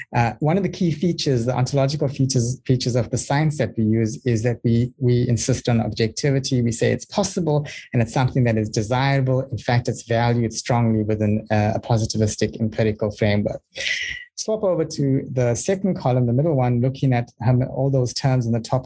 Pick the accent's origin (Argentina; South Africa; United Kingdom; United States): South Africa; now in New Zealand; I'm from South Africa, currently based in uh, New Zealand